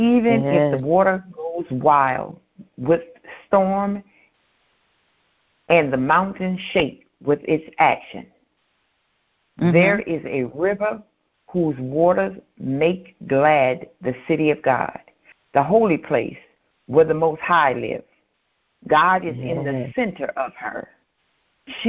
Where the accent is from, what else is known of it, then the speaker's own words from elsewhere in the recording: United States; we are privileged as American citizens